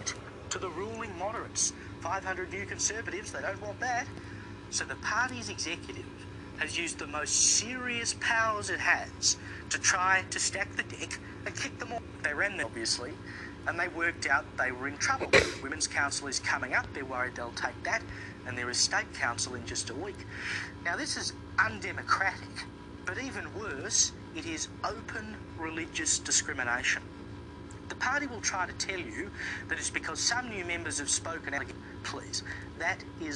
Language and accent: English; South Australia, Australia; my home state of South Australia